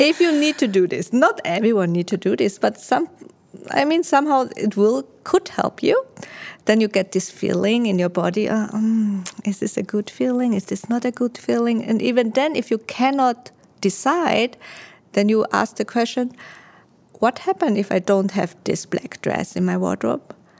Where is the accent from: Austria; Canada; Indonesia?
Austria; also born or lived in Taiwan; now in Singapore; I was born in Taiwan. I grew up in Austria